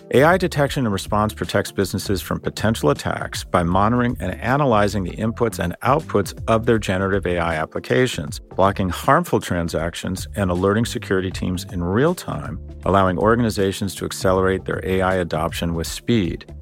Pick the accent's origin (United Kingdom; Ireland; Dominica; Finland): United Kingdom; Scotland; I'm Scottish